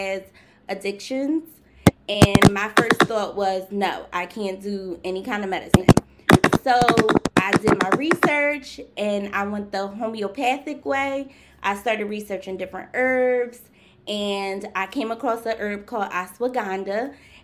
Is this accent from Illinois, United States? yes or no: no; Philadelphia, Pennsylvania, United States; I'm from Philadelphia, born and raised.